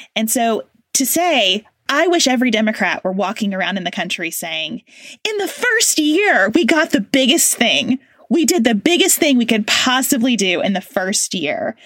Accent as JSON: {"language": "English", "country": "United States"}